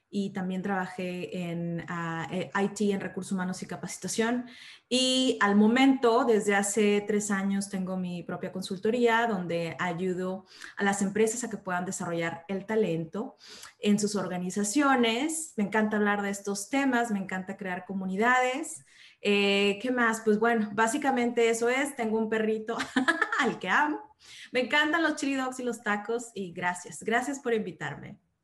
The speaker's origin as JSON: {"language": "Spanish", "town": "Monterrey", "region": "Nuevo León", "country": "Mexico", "moved": "as an adult", "lives_now": "Canada", "said": "soy una regia de Monterrey, México, y ahorita estoy viviendo en Canadá"}